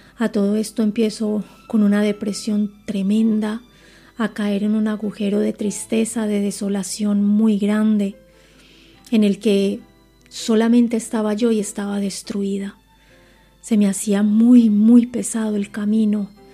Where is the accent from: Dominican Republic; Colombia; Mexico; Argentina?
Colombia; moved away as an adult; now in Spain; tengo 43 años, nací en Colombia